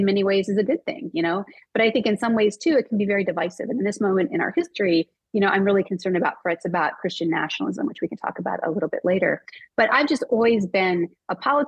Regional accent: Maryland, United States; I'm from Maryland. Yeah, I grew up in Maryland

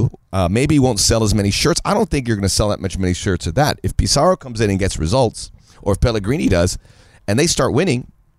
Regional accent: Miami, Florida, United States; born or raised there

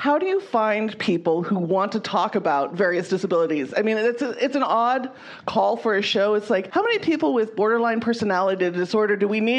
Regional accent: Southeast Idaho, United States; I grew up in Southeast Idaho

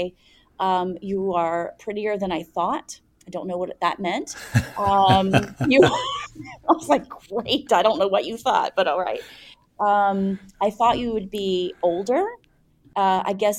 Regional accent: United States; I am from an American culture where you don't kiss somebody on the cheeks in a professional setting

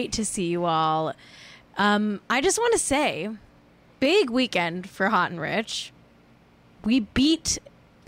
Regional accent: Los Angeles, California, United States; I'm from

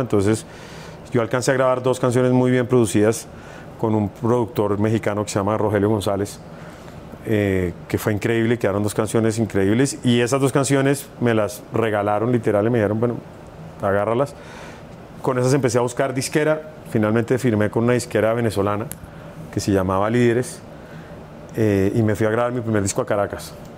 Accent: Bogotá, Colombia; en Bogotá, que es de donde yo soy

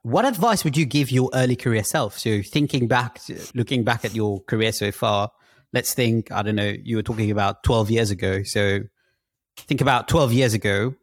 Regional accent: Mauritius; moved away; also born or lived in London; I come from Mauritius, which is a tropical island

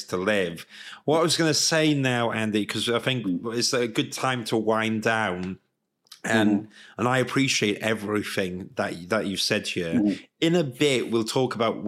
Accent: Swansea, Wales, United Kingdom; moved away as an adult; also born or lived in London; as a Welsh man, moving from Swansea to London was a big deal at the time

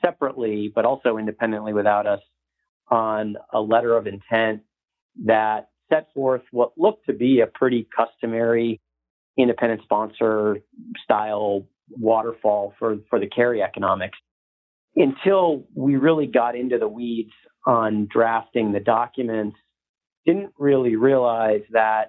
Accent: Northeast, United States; moved away as an adult; also born or lived in New York / Boston; now in Dallas, United States; I'm originally from the Northeast

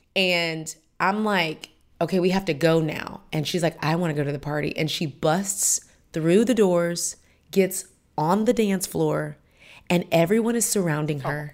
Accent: Houston, Texas, United States; moved away as an adult; now in Atlanta, United States; I'm from Houston, Texas

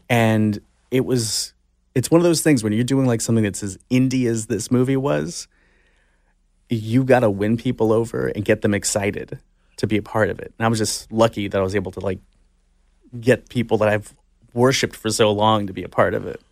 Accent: Orange County, California, United States; I grew up in Orange County

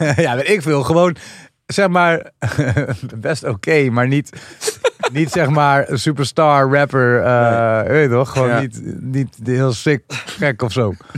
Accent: Amsterdam, North Holland, Netherlands; wij komen van Amsterdam.

